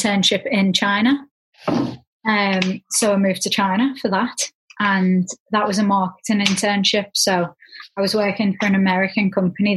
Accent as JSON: {"language": "English", "town": "Liverpool", "region": "North West England", "country": "United Kingdom", "tie": "born or raised there", "also_born_or_lived": "Leeds / Louisville, Kentucky", "said": "I was born and raised in Liverpool, went to school here up until I was 18"}